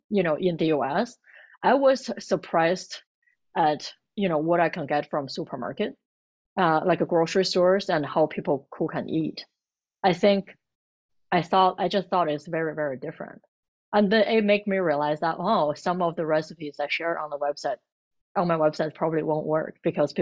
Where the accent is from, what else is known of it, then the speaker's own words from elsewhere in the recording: Beijing, China; moved away as an adult; Because I came from Beijing, it's like pretty crowded and busy. And at the time, my husband actually told me, it was like, oh, we're moving to a nice little city.